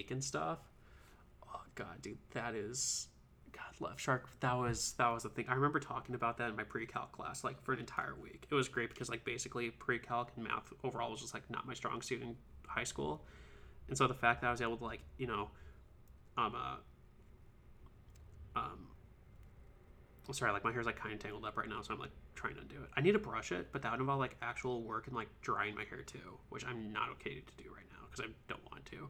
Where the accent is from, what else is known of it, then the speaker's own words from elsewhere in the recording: St. Louis, Missouri, United States; I'm actually from St. Louis area.